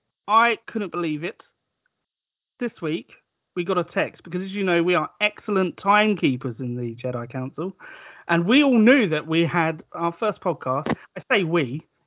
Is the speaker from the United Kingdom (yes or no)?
yes; United Kingdom; That's how we like to do foreign travel in Britain.